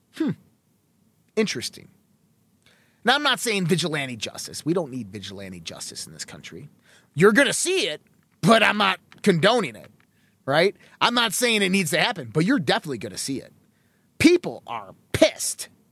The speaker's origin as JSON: {"language": "English", "country": "United States", "said": "We as American people, as patriots"}